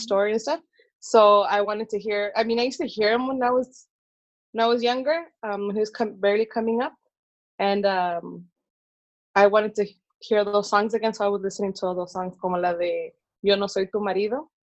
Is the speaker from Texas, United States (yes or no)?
no; Oakland, California, United States; I was born and raised in Oakland